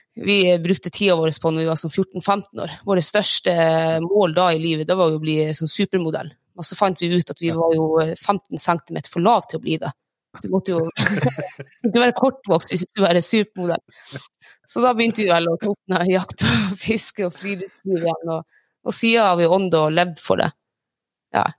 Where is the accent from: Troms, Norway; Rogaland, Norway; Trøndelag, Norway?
Troms, Norway; Reisadalen; also born or lived in Lyngen; Jeg er 29 år, født og oppvokst i Reisadal